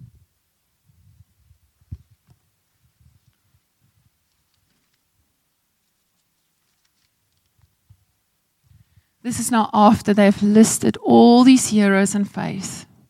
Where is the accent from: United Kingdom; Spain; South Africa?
South Africa; Malmesbury, Western Cape; moved away; also born or lived in Zulu village, KwaZulu-Natal; I come from Malmesbury, Hoërskool Swartland, and I'm living in a Zulu village